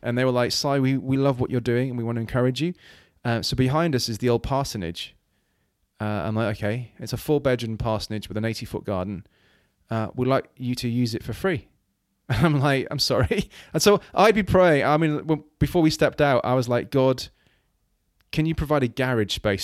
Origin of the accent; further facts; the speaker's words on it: Wales, United Kingdom; moved away; growing up in Wales, you know, my, my, my parents plighted the church